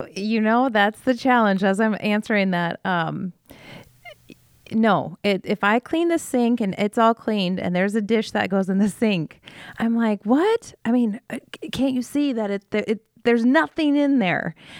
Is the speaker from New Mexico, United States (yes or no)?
no; Iowa, United States; from Iowa, um, born and raised